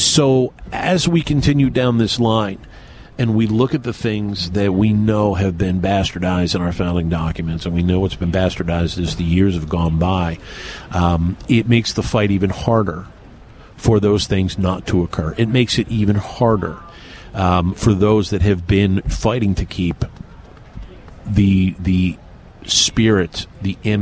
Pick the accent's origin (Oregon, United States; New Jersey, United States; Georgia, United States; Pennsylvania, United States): Pennsylvania, United States; outside of Philadelphia; now in Tri-Cities, Washington, United States; I grew up on the East Coast, not a couple hours from here. I grew up outside of Philadelphia.